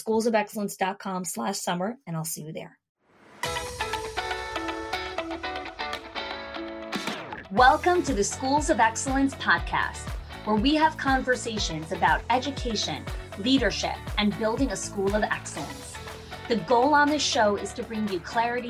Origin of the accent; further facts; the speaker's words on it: New Jersey, United States; I grew up in Jersey.